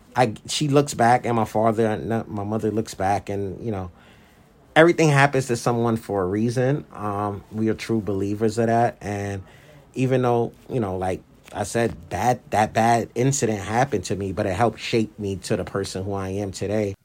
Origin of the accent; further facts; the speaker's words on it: New York City, New York, United States; I grew up in the Brownsville section of Brooklyn, which is one of the more tougher neighborhoods in New York City